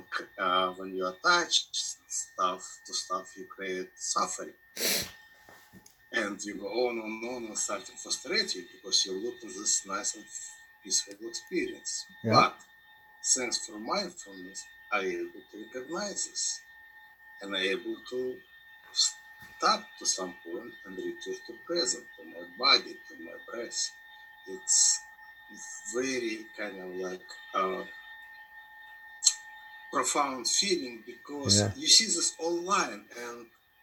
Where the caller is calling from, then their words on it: Cleveland, Ohio, United States; I'm logging from Cleveland, Ohio. I live now in the United States, Cleveland, Ohio.